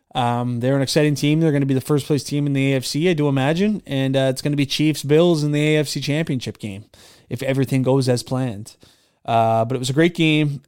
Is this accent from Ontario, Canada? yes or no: no; Nova Scotia, Canada; growing up in Nova Scotia